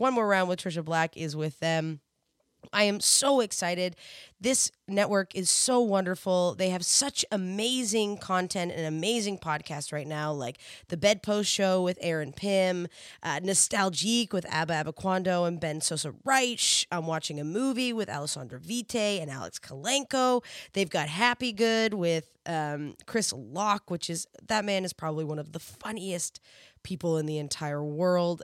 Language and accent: English; Canada; I'm Canadian.